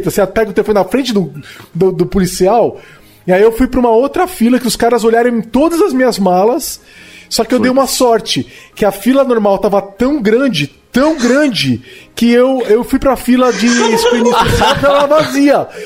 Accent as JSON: {"language": "Portuguese", "country": "Brazil", "said": "Eu sou brasileiro"}